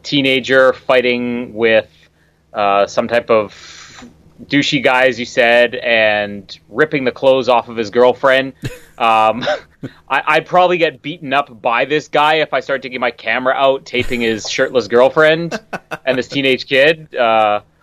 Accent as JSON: {"language": "English", "country": "Canada"}